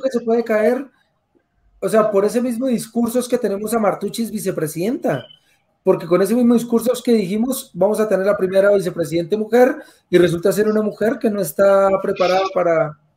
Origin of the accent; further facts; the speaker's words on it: Colombia; como colombiano